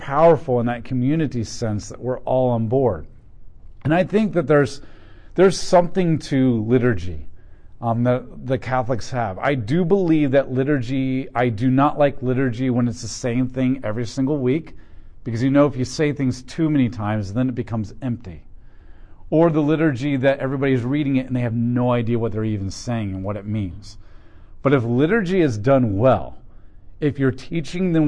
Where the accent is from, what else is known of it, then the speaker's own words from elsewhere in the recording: United States; I'm an American too, and I'm part of this culture